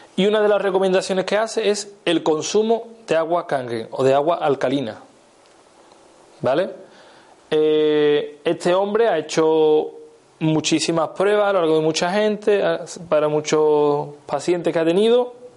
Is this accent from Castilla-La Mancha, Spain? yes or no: no; Seville, Andalusia, Spain; soy de Sevilla, a mí la, C me, cuesta